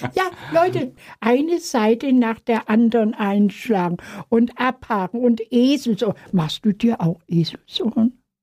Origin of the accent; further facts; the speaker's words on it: Germany; Ich komme aus Deutschland